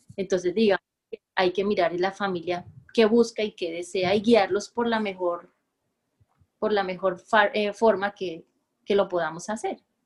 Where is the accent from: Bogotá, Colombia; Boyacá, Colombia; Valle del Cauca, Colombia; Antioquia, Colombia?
Bogotá, Colombia; moved away as an adult; now in Barranquilla, Colombia; nací en la ciudad de Bogotá